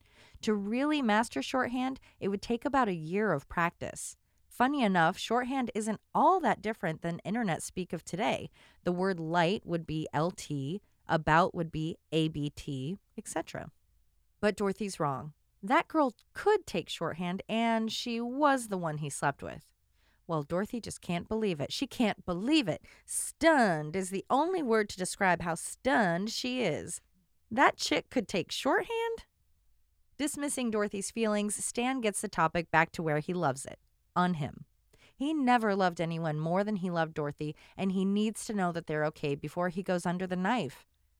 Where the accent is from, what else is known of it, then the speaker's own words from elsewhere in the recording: Florida, United States; I grew up in South Florida, so when I watched Golden Girls and they visited Biscayne General Hospital in Season 2, Episode 20, I was confused.